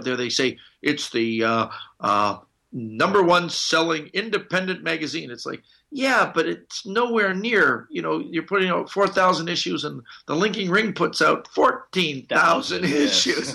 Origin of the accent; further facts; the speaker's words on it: Canada; I'm Canadian